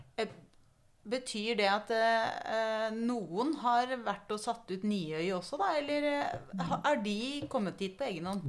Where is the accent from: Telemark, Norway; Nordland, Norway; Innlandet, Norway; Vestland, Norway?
Telemark, Norway; jeg kommer jo fra Telemark